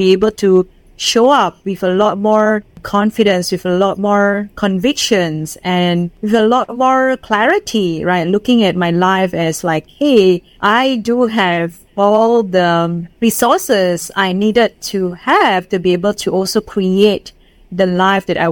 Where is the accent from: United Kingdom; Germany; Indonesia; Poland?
Indonesia; English is a second language; moved away as an adult; now in Singapore; I'm from Indonesia